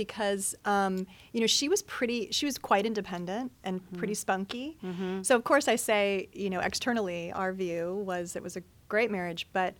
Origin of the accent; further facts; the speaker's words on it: Perrysburg, Ohio, United States; moved away; also born or lived in Ann Arbor, Michigan / Traverse City, Michigan; I'm originally from Michigan and Ohio. I grew up in Perrysburg, Ohio.